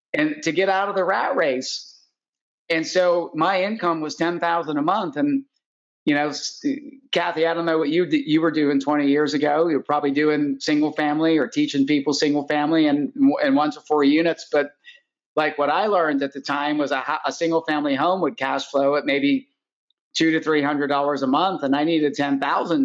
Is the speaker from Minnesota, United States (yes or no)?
no; Pittsburgh, Pennsylvania, United States; I grew up in Pittsburgh